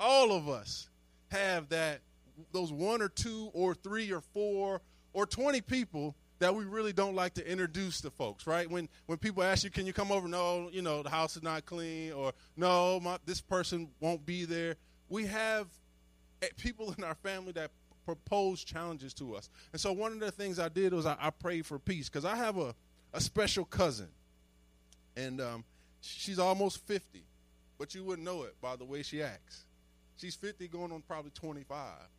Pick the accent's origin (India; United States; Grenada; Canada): United States; Chester, Pennsylvania; moved away as an adult; I grew up in Chester, Pennsylvania.